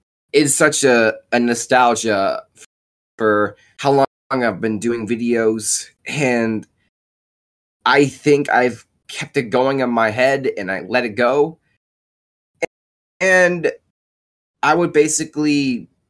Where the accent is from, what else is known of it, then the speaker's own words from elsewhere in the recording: Fairfield, Ohio, United States; also born or lived in Detroit, Michigan; I'm also from Fairfield, Ohio. Was born in Detroit, Michigan through 2021 through 2007, but moved to Fairfield, Ohio through 2008 to current 2021